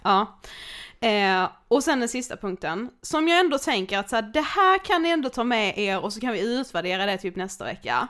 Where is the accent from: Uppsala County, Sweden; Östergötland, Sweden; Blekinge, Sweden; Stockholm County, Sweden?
Blekinge, Sweden; Karlshamn; moved away; jag bor ju hemma hos min mamma nu när vi är hemma i Karlshamn